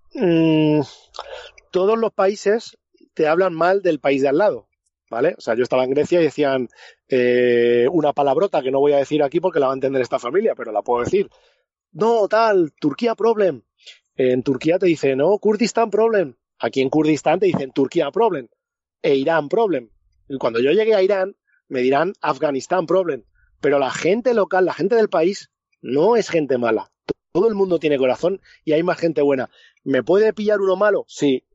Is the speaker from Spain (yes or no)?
yes; Spain; soy español